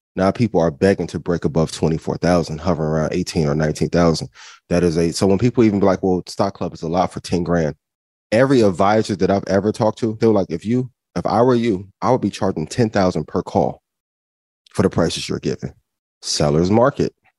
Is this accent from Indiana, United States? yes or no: yes; Indiana, United States; I'm from Indiana